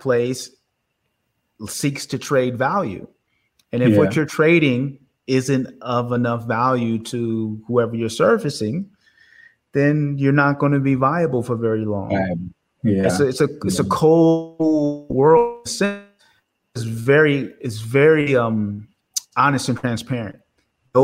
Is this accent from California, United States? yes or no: yes; Oakland, California, United States; I grew up in Oakland, California